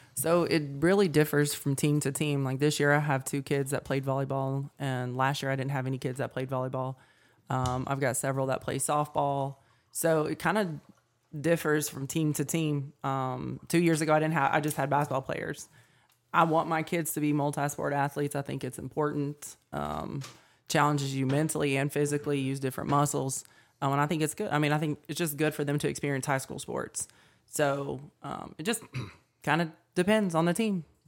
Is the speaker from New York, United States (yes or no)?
no; Fairview, North Carolina, United States; I grew up in Fairview, and I graduated from Reynolds in two thousand and seven and stayed close to home